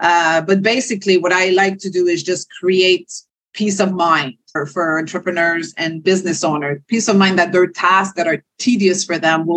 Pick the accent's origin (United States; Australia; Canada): Canada; Quebec; first language French; English is a second language; born and raised in Quebec, Canada, French speaking to a French family